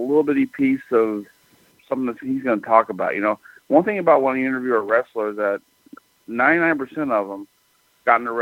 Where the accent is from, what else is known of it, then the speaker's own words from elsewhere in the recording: Texas, United States; growing up in Texas